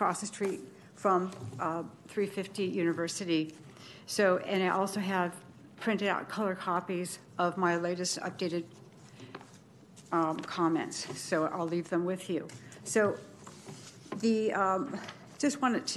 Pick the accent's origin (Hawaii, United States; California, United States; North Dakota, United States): California, United States; Bay Area; moved away as an adult; now in Sacramento, United States; I'm from the Bay Area. I'm new to Sacramento